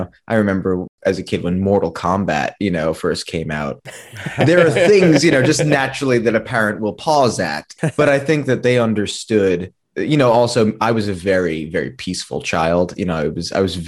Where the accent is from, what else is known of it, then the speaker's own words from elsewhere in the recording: New York, United States; growing up in New York